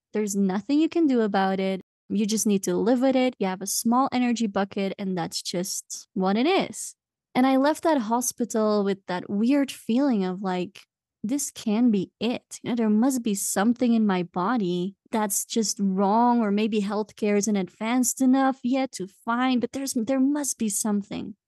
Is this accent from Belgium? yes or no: yes; Belgium; moved away as an adult; now in Cusco, Peru; I'm from Belgium, and I've been living in Cusco, Peru for the past seven, it's gonna be eight years now.